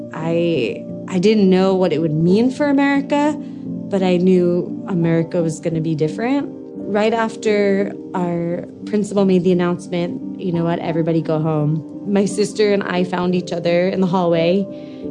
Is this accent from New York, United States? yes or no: yes; Long Island, New York, United States; moved away; I grew up on Long Island, New York, just miles outside of New York City